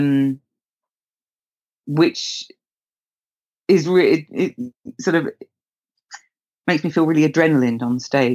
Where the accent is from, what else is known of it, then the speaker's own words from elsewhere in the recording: Windsor, South East England, United Kingdom; I grew up in Windsor